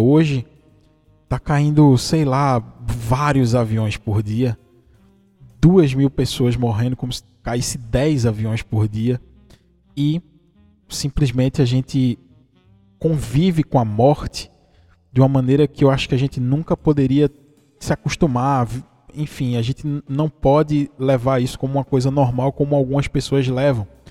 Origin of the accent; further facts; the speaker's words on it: interior of Pernambuco, Brazil; eu sou de Pernambuco, do interior de Pernambuco